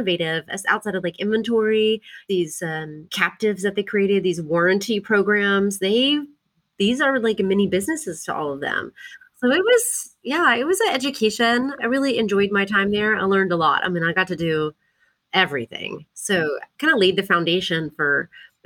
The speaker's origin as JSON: {"language": "English", "town": "Port Lavaca", "region": "Texas", "country": "United States", "tie": "born or raised there", "also_born_or_lived": "Austin", "lives_now": "Dallas, United States", "said": "I grew up in a really small town in Texas called Port Lavaca, which is on the coast in between Houston and Corpus"}